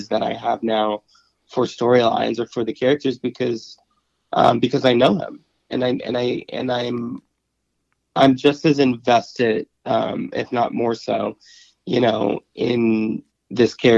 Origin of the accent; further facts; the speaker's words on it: Chicago, Illinois, United States; I was born and raised in Chicago